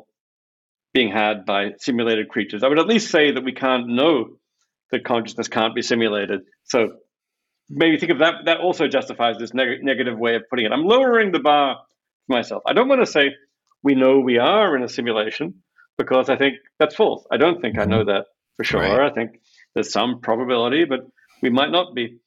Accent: Australia; moved away; I grew up in Australia

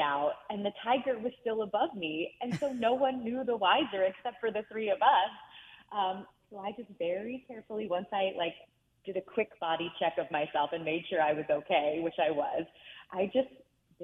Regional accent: Reisterstown, Maryland, United States; grow up in Reisterstown, Maryland, which is outside of Baltimore City.

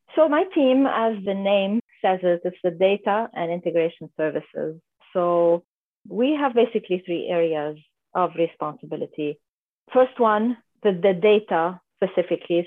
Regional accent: Lebanon; moved away as an adult; now in San Diego, United States; I'm originally from Lebanon, uh, mm-hmm. from a little country in the Middle East by the Mediterranean Sea called Lebanon. And so I was born and raised there

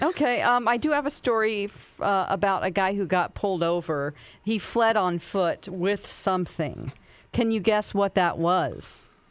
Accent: Springfield, Missouri, United States; also born or lived in California; Springfield, Missouri, my hometown

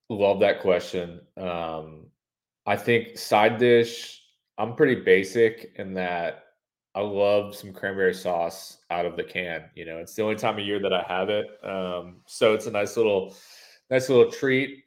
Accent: Northeast, United States; now in Alabama, United States; growing up in the Northeast and then moving down south, having lived here for, you know, 12, 13 years at this point

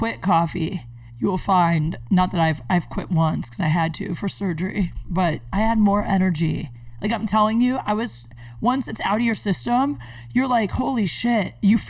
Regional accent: Canton, Ohio, United States; Yeah, Ohio. That's why. I'm from Canton.

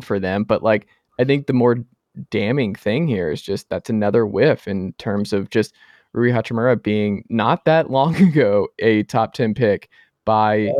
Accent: Atlanta, Georgia, United States; now in Knoxville, United States; coming to you live from Knoxville, Tennessee. Everything School HQ down there in my home state, my home area, Atlanta, Georgia.

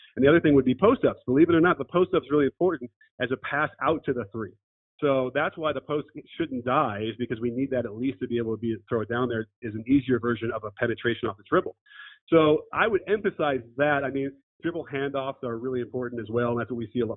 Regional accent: Chicago, Illinois, United States; I grew up in Chicago

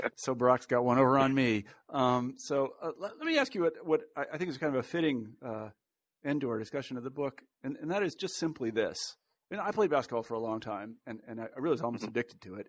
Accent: Kansas, United States; I'm being from Kansas.

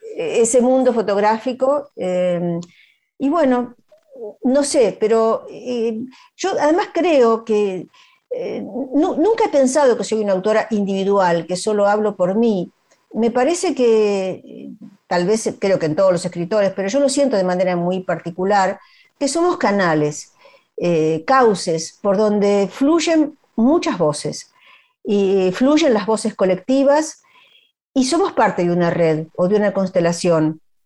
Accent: Argentina; also born or lived in Galicia; siempre se refieren a mí como gallego argentina

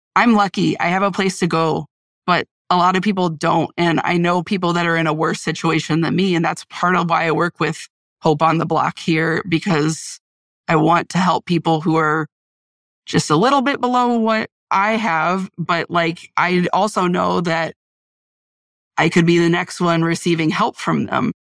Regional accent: Central Illinois, United States; moved away as an adult; now in Wisconsin, United States; I'm originally from Central Illinois. Um, I moved to Wisconsin about two and a half years ago

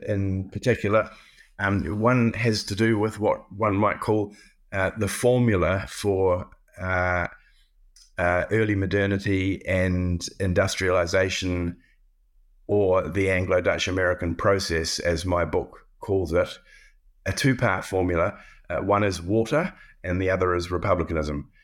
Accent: New Zealand; moved away as an adult; also born or lived in Cambridge, United Kingdom / Pittsburgh, United States; I have always, as a New Zealander, engaged with British history from the outside. My, uh, initial education, uh, was not British

